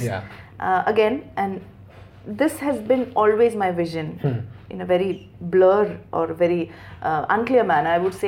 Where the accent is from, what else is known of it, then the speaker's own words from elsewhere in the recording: Dubai, United Arab Emirates; Since I was born and brought up in Dubai, the inclination is always for Dubai.